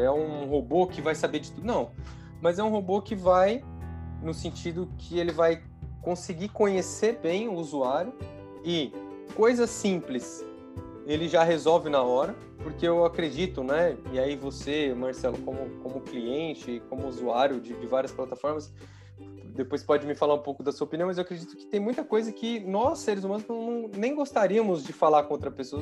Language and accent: Portuguese; interior of São Paulo, Brazil; eu sou do interior de São Paulo